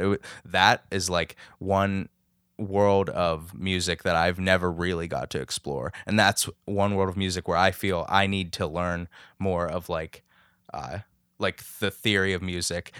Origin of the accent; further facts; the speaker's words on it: Lower Burrell, Pennsylvania, United States; I'm from Lower Berle, New Kensington